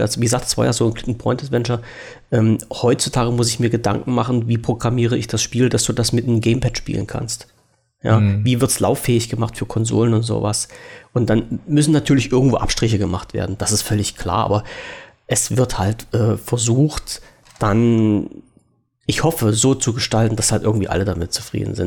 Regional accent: Germany; als Deutscher

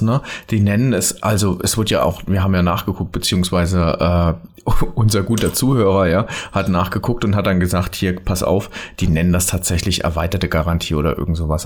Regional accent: Rhineland-Palatinate, Germany; also born or lived in Mainz; ich bin ja Pfälzer

